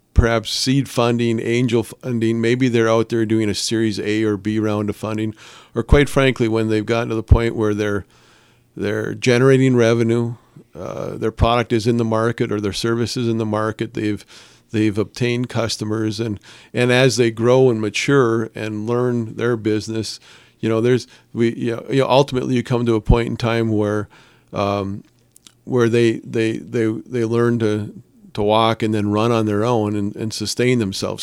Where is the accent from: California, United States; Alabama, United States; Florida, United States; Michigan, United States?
Michigan, United States; Calumet; I'm born and raised in Calumet